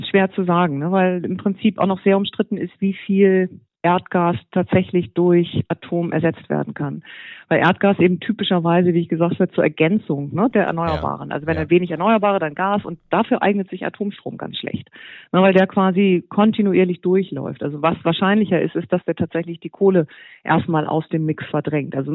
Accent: Germany; natürlich erstmal man schüttelt als Deutscher erstmal den Kopf.

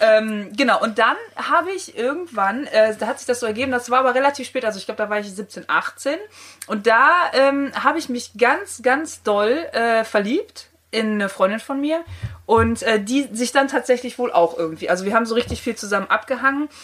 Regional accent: countryside near Cologne, North Rhine-Westphalia, Germany; ich komme so ein bisschen vom Lande in der Nähe von Köln

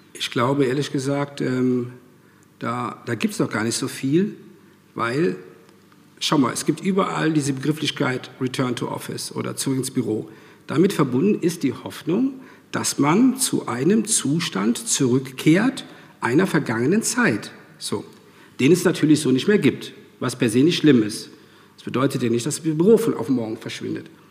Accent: Rhineland, Germany; moved away as an adult; now in Regensburg, Germany; habe ich dann meine Heimat verlassen, ähm, das Rheinland.

